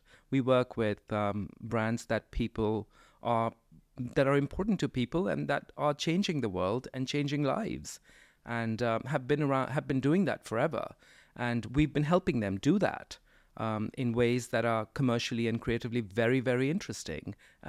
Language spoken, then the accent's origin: English; India; there was no Coca-Cola when I was growing up in India, but we had our own soft drink called Thumbs Up or Campa Cola